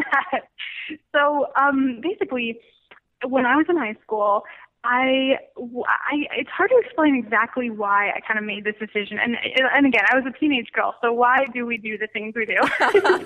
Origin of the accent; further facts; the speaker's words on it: Royal Oak, Michigan, United States; now in Los Angeles, United States; I actually grew up in Royal Oak